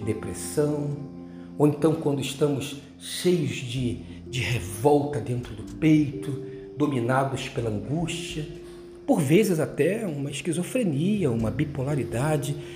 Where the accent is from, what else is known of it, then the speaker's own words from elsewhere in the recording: Rio de Janeiro, Brazil; quando eu era menino lá em Bras de Pina, morava numa rua perto de uma ladeira